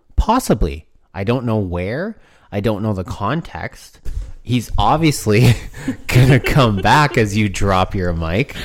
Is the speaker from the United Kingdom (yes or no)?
no; Canada; we're from Canada